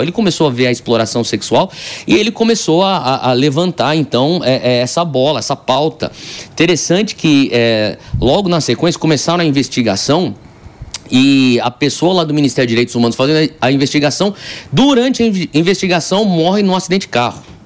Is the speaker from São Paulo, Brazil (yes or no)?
yes; São Paulo, Brazil; eu sou nascido e criado aqui em São Paulo.